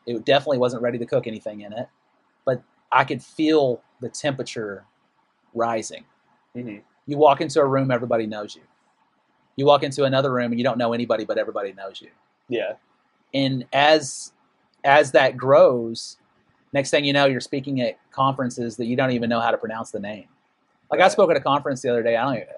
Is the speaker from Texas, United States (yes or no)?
yes; Amarillo, Texas, United States; moved away as an adult; my hometown Amarillo